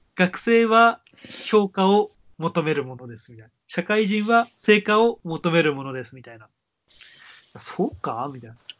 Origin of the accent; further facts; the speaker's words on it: Tokyo, Japan; 東京、東京生まれで